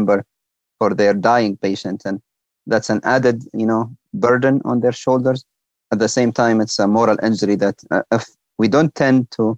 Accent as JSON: {"language": "English", "country": "Libya", "moved": "yes", "lives_now": "United States", "said": "my home country, Libya."}